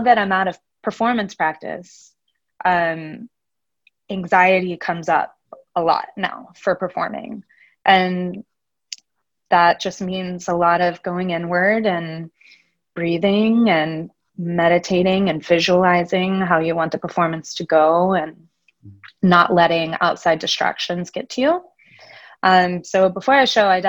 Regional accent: Memphis, Tennessee, United States; now in Nashville, United States; I grew up in Memphis

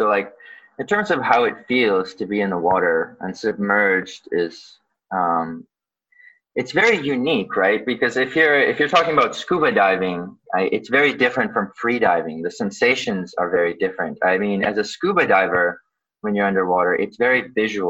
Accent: Vancouver, British Columbia, Canada; born or raised there; also born or lived in Odesa, Ukraine

